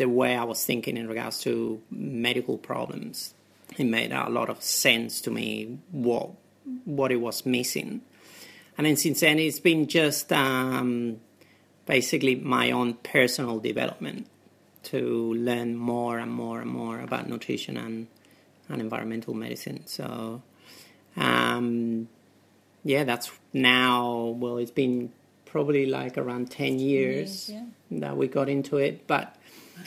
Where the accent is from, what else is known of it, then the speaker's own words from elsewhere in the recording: Spain; English is a second language; moved away as an adult; also born or lived in United Kingdom; now in Australia; I'm originally from Spain and I came to Australia in 99. I graduated in Spain in my medical school at the University of Seville